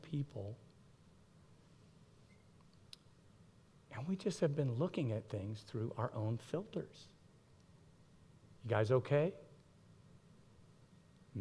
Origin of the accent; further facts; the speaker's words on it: Miami, Florida, United States; I grew up in Miami, Florida